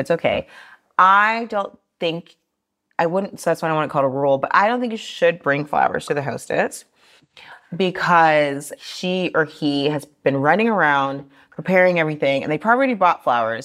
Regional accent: Austin, Texas, United States; now in Paris, France; I grew up in Austin, Texas.

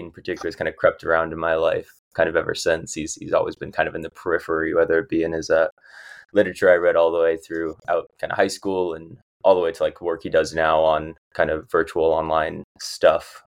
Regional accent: Arizona, United States; moved away; I'm from Arizona 85205

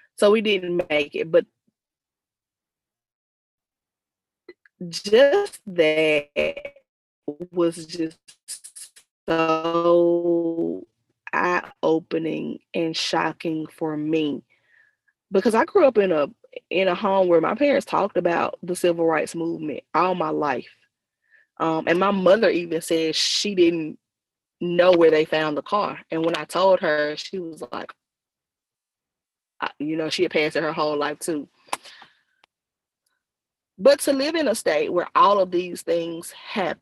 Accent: Noxubee County, Mississippi, United States; I'm from Noxubee County, which is kind of on the other side, a couple counties over

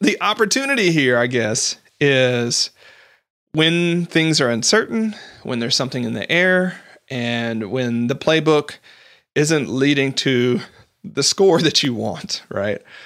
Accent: United States; I'm not Canadian

